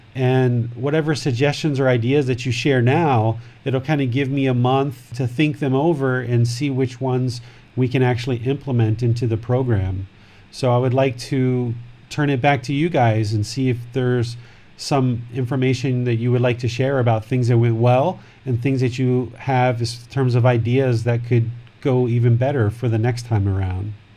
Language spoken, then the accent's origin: English; Maryland, United States; now in Thailand; I grew up right there